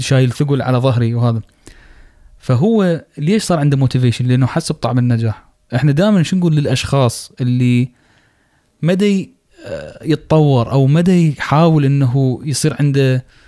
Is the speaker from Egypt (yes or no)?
no; Iraq; عندنا بالعراق